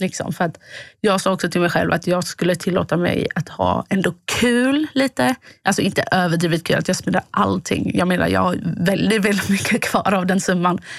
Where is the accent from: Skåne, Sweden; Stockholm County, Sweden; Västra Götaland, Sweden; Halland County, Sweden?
Skåne, Sweden; Båstad; now in Gothenburg, Sweden; från Båstad där jag kommer ifrån